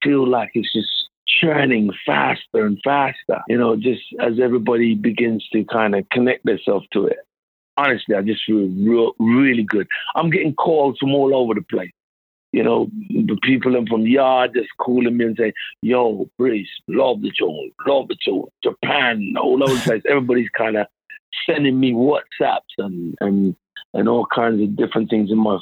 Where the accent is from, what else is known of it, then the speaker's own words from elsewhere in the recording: London, United Kingdom; In Southeast London, I grew up in Southeast London.